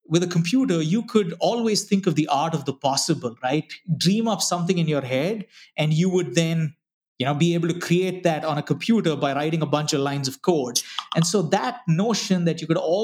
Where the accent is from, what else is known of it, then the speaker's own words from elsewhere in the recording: Bangalore, Karnataka, India; moved away; also born or lived in Ranchi, Jharkhand, India; So, you know, we moved to Bangalore, and I spent most of my life growing up in Bangalore